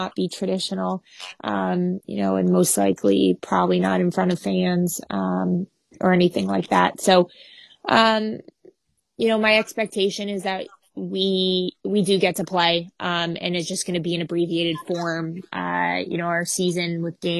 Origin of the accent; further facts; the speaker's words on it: Canada; As a Canadian